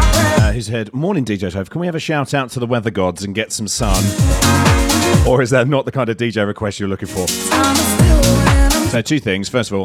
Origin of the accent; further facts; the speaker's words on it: United Kingdom; we're British.